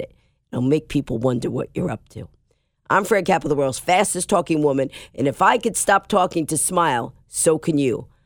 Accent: New York, United States; I'm a New Yorker

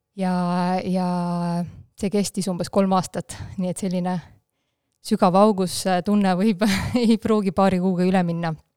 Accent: Haapsalu, Lääne County, Estonia; first language Russian; Estonian is a second language; mina olen pärit väiksest linnast, Haapsalust, ja tegelikult täiesti äh, venekeelsest perest

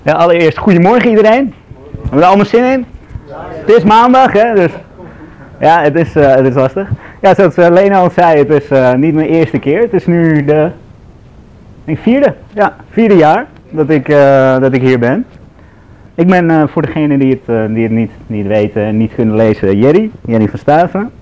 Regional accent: Amsterdam, North Holland, Netherlands; ik ben zelf, zoals je hoort, ik ben Amsterdammer

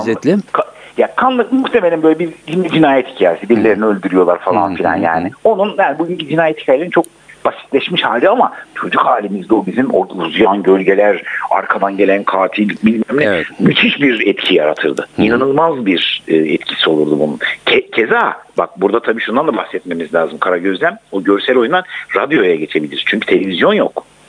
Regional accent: Gaziantep, Turkey; Bizim Antep'te kocaman iki tane pasaj vardı o zaman

